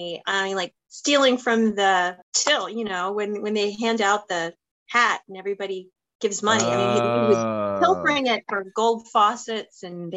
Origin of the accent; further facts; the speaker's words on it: Virginia Beach, Virginia, United States; I grew up in Virginia Beach